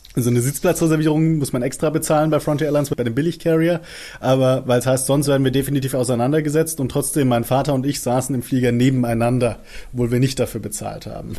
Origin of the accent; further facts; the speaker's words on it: Germany; bei uns in Deutschland